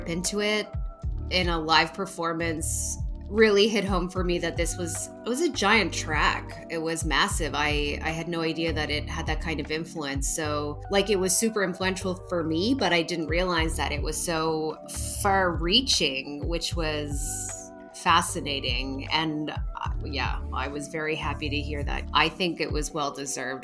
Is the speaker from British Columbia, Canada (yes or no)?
no; Ottawa, Ontario, Canada; we're from Ottawa and our girl's from Ottawa